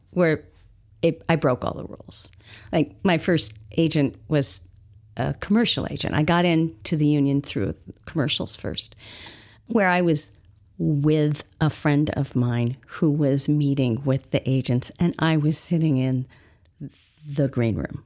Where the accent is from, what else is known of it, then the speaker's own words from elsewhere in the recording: Los Angeles, California, United States; I grew up in Los Angeles